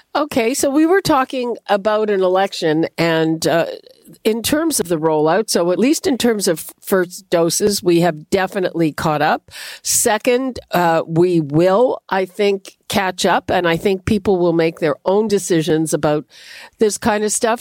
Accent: Montreal, Quebec, Canada; moved away; I grew up in Montreal, home of the winning team

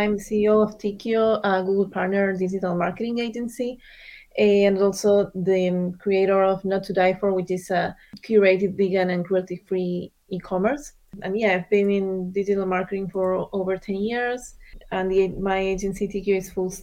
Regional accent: Argentina; moved away as an adult; also born or lived in Miami, United States; now in United States; I was raised in Argentina.

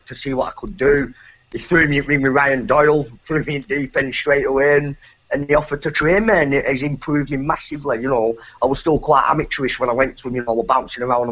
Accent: Colne, North West England, United Kingdom; boxing at Colne Municipal Hall in my hometown

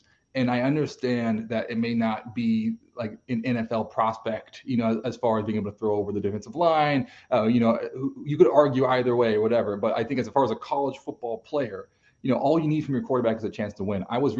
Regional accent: Texas, United States; I grew up in Texas

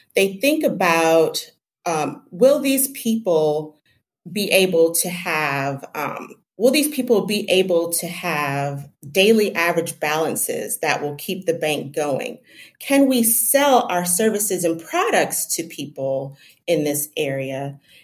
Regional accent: Jamaica; I'm from Jamaica

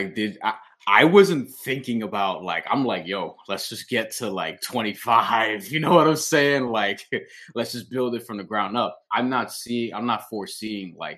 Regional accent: New York, United States; I'm from New York

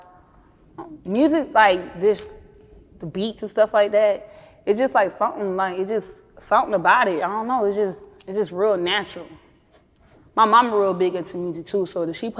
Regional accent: Columbia, South Carolina, United States; My childhood growing up in Columbia, South Carolina

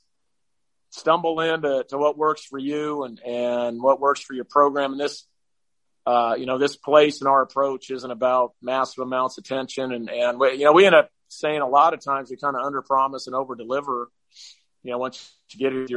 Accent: small town just outside of Eugene, Oregon, United States; a kid from my hometown, which, when I grew up was 2,000 people. It's now probably 3,000 or 4,000 people just outside of Eugene

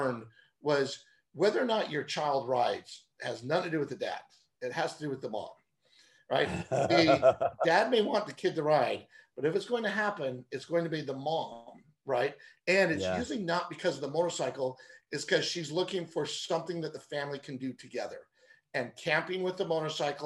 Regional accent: Newbury Park, California, United States; I grew up in Newbury Park.

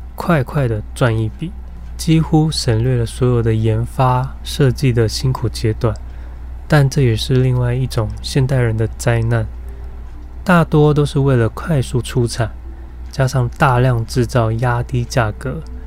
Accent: Taiwan; 我们台湾人都很坚信的宗教的思维

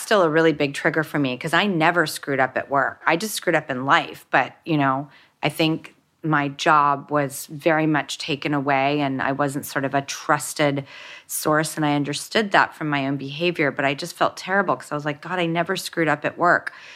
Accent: Los Angeles, California, United States; I grew up in Hollywood

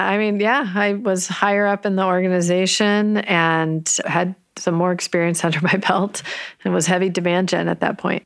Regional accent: San Jose, California, United States; also born or lived in New York; I grew up in Almaden

